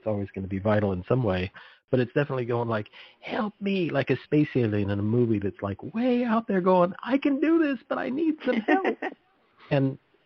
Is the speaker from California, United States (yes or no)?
yes; Monterey Peninsula, California, United States; also born or lived in Sonoma County; I grew up on the Monterey Peninsula, and I grew up with migrant workers working artichoke